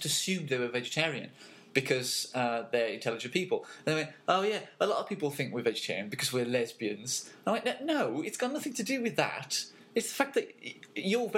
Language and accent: English; England, United Kingdom; moved away as an adult; now in Montreal, Canada; We're both English, but I've been living here for almost a year in total